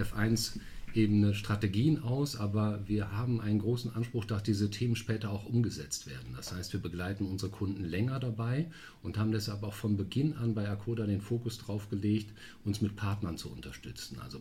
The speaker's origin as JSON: {"language": "German", "town": "Münster", "region": "North Rhine-Westphalia", "country": "Germany", "tie": "born or raised there", "moved": "as an adult", "lives_now": "Düsseldorf, Germany", "said": "gebürtig aus Münster"}